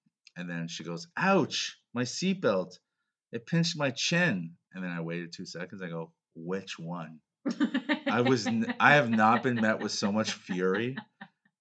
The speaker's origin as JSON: {"language": "English", "country": "Canada", "said": "I was from Canada"}